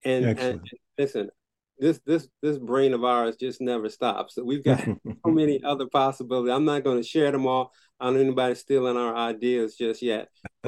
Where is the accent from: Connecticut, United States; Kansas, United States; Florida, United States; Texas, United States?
Connecticut, United States; Waterbury; he's just opened up a clinic in the heart of the ghetto. In which I grew up in Waterbury